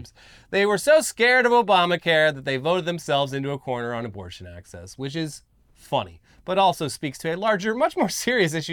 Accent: South Africa; now in United States; I am a South African MAGA preacher.

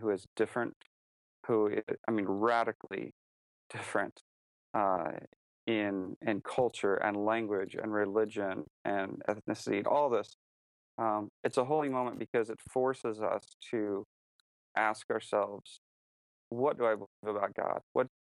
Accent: United States; moved away as an adult; also born or lived in China; I was an American

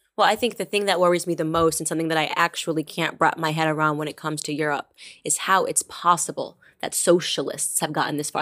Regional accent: United States; as an American

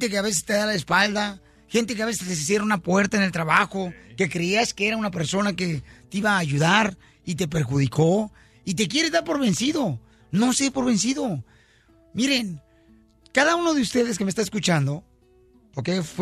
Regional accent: Guadalajara, Jalisco, Mexico; now in United States; yo también estuve a punto de regresarme a Guadalajara, Jalisco. Cuando me vine de mi tierra

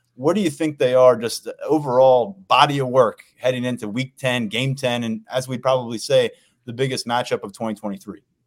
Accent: Maryland, United States; from Maryland

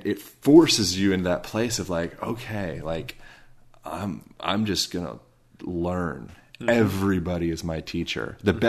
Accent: Spain; English is a second language; I'm like, I'm from Spain. I promise I'm not from the United States, you know, but going into that environment where, okay, everything is so different. No one is speaking my native language.

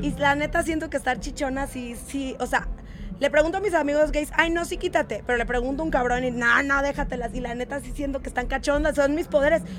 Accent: Mexico City, Mexico; also born or lived in Satélite; Soy de la Ciudad de México, Chilang Chilangolandia, Sateluca

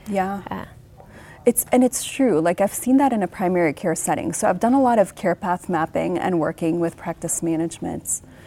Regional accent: Lebanon; moved away; 10 year old me was growing up in the Lebanese Civil War

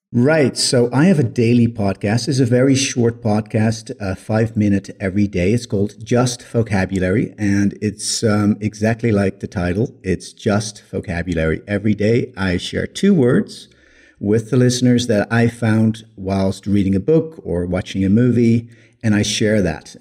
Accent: Netherlands; English is a second language; moved away as an adult; now in Cape Town, South Africa; I grew up in the Netherlands, and in two thousand five, I emigrated to South Africa, Cape Town, South Africa.

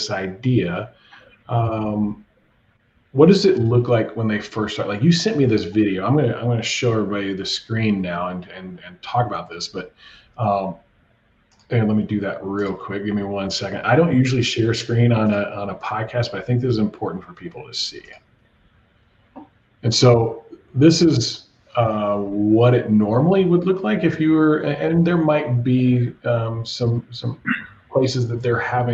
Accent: Texas, United States; I'm from Texas

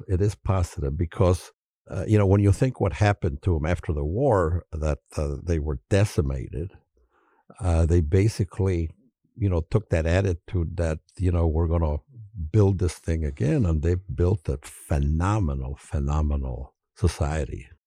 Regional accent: Chicago, Illinois, United States; we're, we're from Chicago

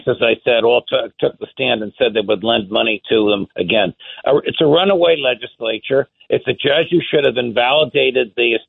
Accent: New Jersey, United States; I'm a New Jersey guy

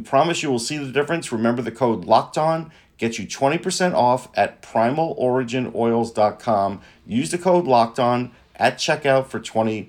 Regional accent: North Massapequa, New York, United States; He's from my hometown of North Massapequa, Long Island, in New York.

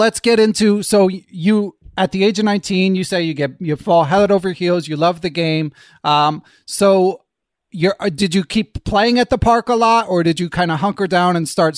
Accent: Philadelphia, Pennsylvania, United States; I grew up in Philadelphia

